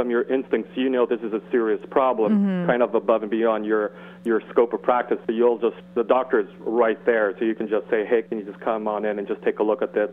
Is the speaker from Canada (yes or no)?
yes; Montreal, Quebec, Canada; I'm just across the pond in Montreal.